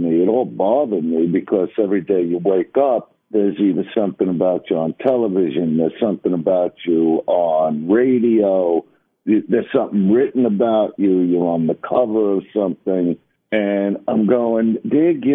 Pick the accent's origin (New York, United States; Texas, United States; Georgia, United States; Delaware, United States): New York, United States; New York City; I am from Brooklyn